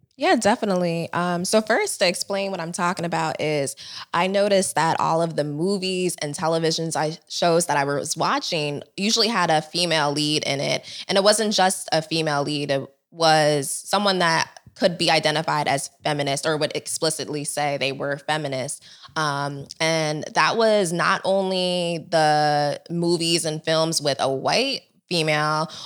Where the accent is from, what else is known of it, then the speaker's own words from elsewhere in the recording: United States; I am Nigerian. I was born here, but my parents were both born in Nigeria.